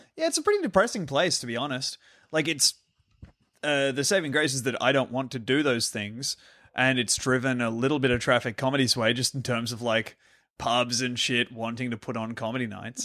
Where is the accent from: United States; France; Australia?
Australia; Sydney, New South Wales; growing up in Sydney